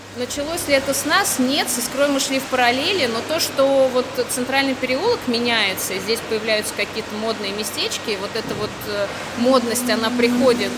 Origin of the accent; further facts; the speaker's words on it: Tula Oblast, Russia; moved away; я, например, сама родилась в Тульской области, не в Туле, правда, в маленьком городке в Тульской области, потом так получилось, что переехала, там учеба, работа